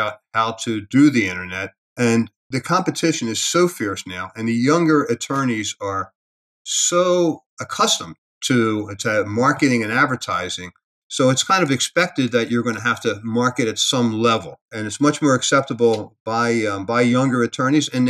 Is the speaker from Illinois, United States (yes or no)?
no; Philadelphia, Pennsylvania, United States; moved away as an adult; now in Las Vegas, United States; I grew up in Philadelphia